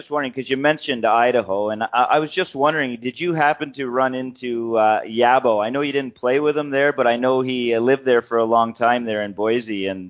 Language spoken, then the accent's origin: English; St. Catharines, Ontario, Canada; now in Sault Ste. Marie, Canada; I'm a Southern Ontario boy, to be honest. I'm not from the Sioux originally, but I grew up in St. Catharines